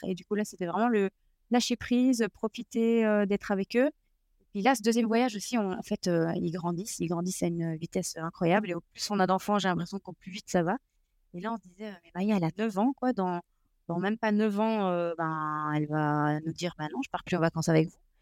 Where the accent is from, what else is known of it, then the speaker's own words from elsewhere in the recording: Belgium; on est de Belgique